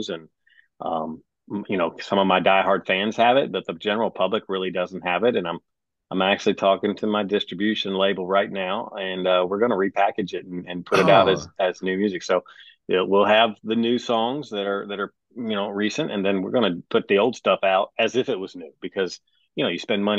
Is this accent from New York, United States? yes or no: no; Owensboro, Kentucky, United States; moved away as an adult; also born or lived in Wisconsin / Alabama / Florida / Africa; now in Nashville, United States; originally, I am from Kentucky. Owensboro, Kentucky is my hometown, but I was born in Wisconsin.